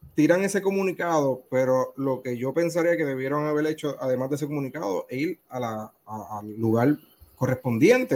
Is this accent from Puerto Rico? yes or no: yes; Puerto Rico